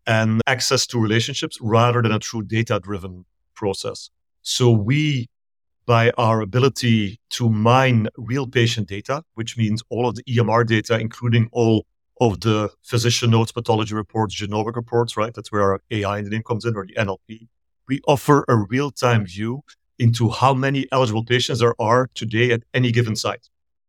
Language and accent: English; Belgium; moved away as an adult; also born or lived in Asia / Middle East; now in Pasadena, United States; I'm originally from Belgium in Europe, and I moved here close to 20 years ago. So it's been a long time, but I lived in Asia and the Middle East before. So I kept moving east until I found myself on the west coast of the US.